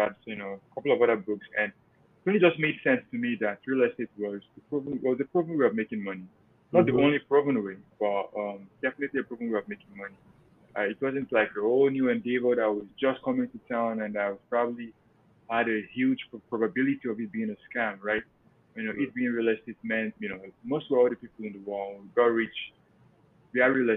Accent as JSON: {"language": "English", "country": "Nigeria", "also_born_or_lived": "Cleveland, Ohio, United States", "moved": "as an adult", "lives_now": "Pennsylvania, United States", "said": "primarily I'm from Nigeria, came to the US 2014"}